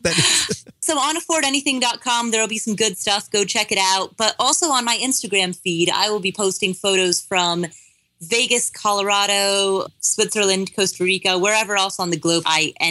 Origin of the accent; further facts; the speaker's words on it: Nepal; I come from Nepal, a place where a lot of people like to go and practice yoga and meditate